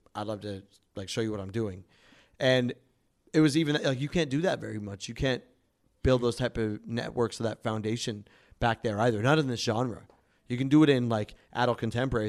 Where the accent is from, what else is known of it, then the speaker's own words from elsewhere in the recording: Calgary, Alberta, Canada; now in Toronto, Canada; I'm an R and B soul artist, uh, here in Toronto. I'm actually from Calgary